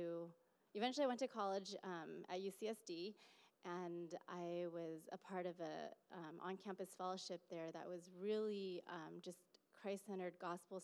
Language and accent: English; Fremont, California, United States; I grew up in Fremont, so still in the Bay Area